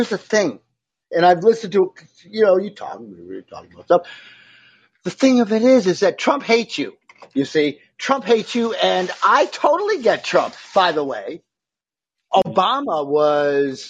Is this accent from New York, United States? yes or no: yes; Syracuse, New York, United States; Syracuse, my hometown